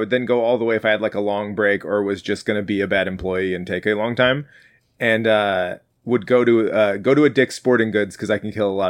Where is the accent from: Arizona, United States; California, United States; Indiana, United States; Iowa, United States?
Iowa, United States; Cedar Rapids; born or raised there